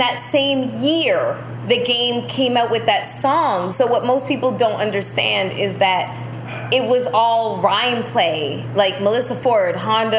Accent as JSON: {"language": "English", "country": "Canada", "said": "I don't diss people. I'm Canadian."}